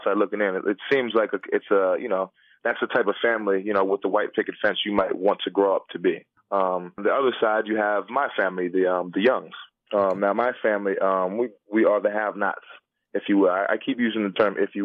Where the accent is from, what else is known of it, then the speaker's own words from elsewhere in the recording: Philadelphia, Pennsylvania, United States; I grew up in Philly